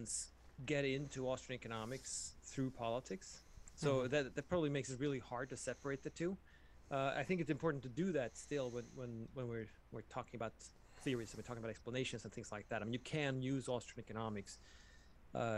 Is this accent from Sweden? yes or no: yes; Sweden; moved away; I'm from Sweden